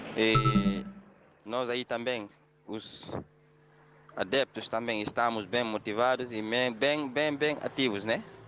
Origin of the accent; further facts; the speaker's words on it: Fajonquito, Guinea-Bissau; now in Dakar, Senegal; lá em Fajonquito, a minha aldeia